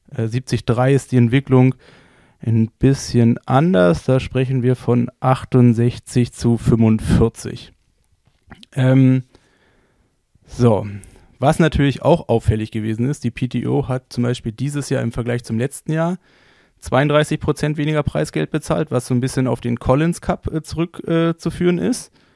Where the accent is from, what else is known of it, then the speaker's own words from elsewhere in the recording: Berlin, Germany; ich komme ja aus Berlin